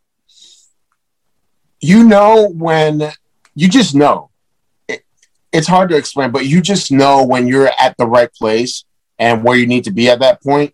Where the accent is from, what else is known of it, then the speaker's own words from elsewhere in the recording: Paulsboro, New Jersey, United States; also born or lived in Puerto Rico / Newark, New Jersey; When I came from Puerto Rico, I was raised in New Jersey. So I moved to Newark, New Jersey, which was in North Jersey. I stayed there for a little bit, but ended up moving to Paulsboro, where I practically grew up